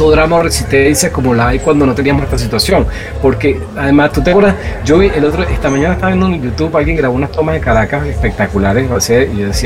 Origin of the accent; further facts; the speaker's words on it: Chile; born there; yo este, nací en Chile.